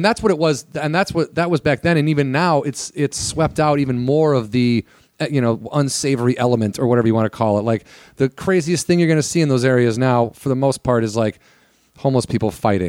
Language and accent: English; Illinois, United States; moved away as an adult; now in Los Angeles, United States; I'm from Illinois.